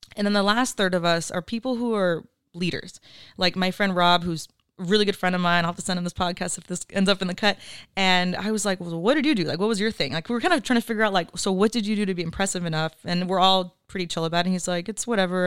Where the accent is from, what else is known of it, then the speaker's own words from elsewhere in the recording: Oxnard, California, United States; I'm from Oxnard, eight oh five till I die, very proud to be from here.